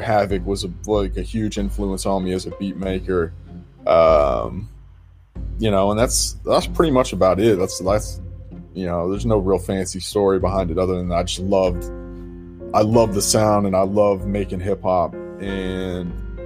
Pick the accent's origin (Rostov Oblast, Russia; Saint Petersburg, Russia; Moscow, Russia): Moscow, Russia; also born or lived in Kansas / Detroit / Virginia; now in Boston, United States; I grew up in Russia, Moscow, Russia, and I started making music when I was 16